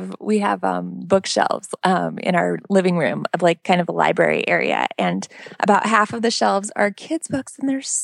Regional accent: Pacific Northwest, United States; now in Florida, United States; I grew up in the Pacific Northwest

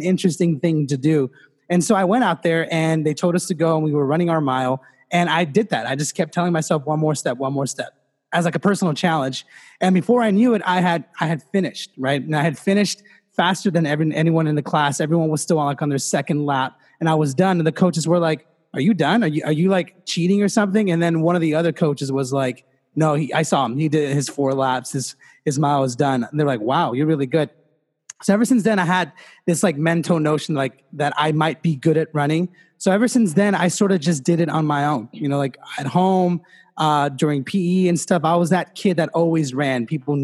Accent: Los Angeles, California, United States; in fifth grade in LA, so I'm from Los Angeles and in LAUSD

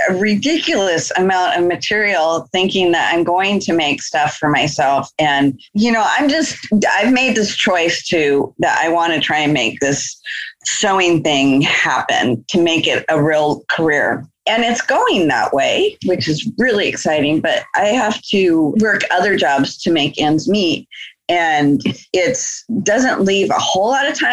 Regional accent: Anchorage, Alaska, United States; we grew up together in Anchorage, Alaska.

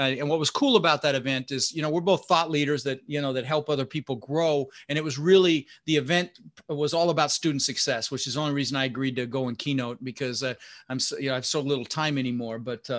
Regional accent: Denver, Colorado, United States; also born or lived in Netherlands; I was born in the Netherlands, you know, Holland, wooden shoes, windmills. And we immigrated and we ended up in Denver, Colorado, and we grew up struggling.

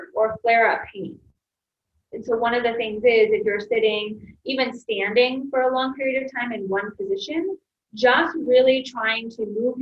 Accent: Michigan, United States; moved away; also born or lived in Ohio; I'm originally from Michigan, yes. So I've been in the Midwest most of my life

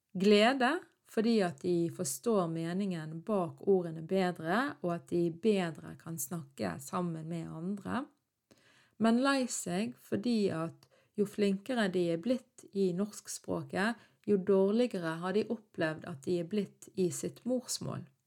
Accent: Norway; jeg var født og oppvokst i Norge

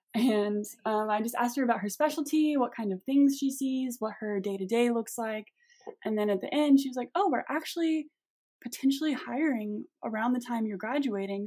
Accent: Collierville, Tennessee, United States; I grew up um, in Collierville, Tennessee

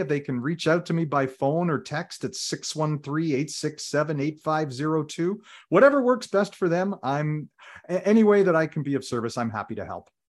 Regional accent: Ottawa, Ontario, Canada; also born or lived in Toronto; when I was very young and we moved from Toronto to Ottawa

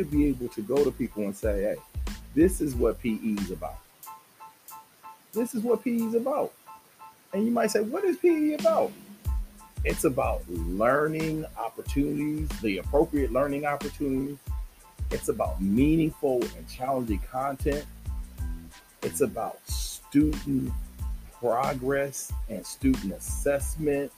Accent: Southern California, United States; I'm from Southern California

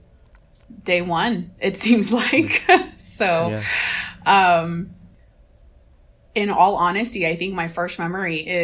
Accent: Mexico; moved away; I was 18 or 19 years old when I traveled back to Mexico, my hometown, for the first time

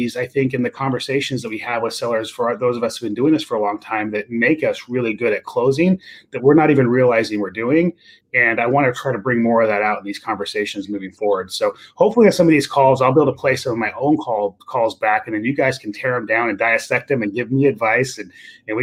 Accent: Fresno, California, United States; I'm from Fresno, right? And I'm from basically the Nowhereville of California.

